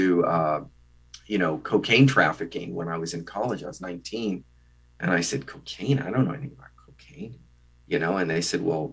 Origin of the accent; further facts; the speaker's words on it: Midwest, United States; a Midwestern boy from a small town of, you know, 13,125